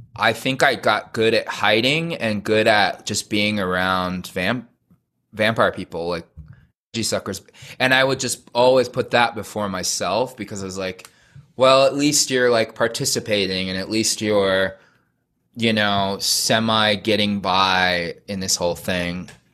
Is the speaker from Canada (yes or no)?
no; California, United States; I was raised in suburbia in California in a Mormon family.